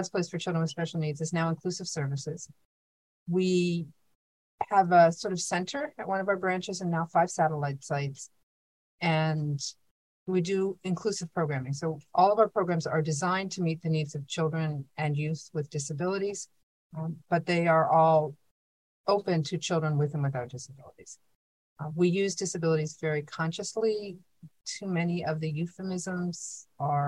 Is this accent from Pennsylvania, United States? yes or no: yes; Pittsburgh, Pennsylvania, United States; moved away; also born or lived in Brooklyn; I grew up in Pittsburgh